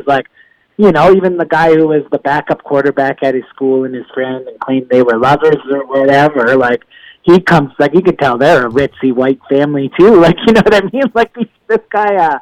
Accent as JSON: {"language": "English", "area": "Niagara", "region": "Ontario", "country": "Canada", "said": "being from Niagara, my brother and my mom's husband are both friends with the singer of …"}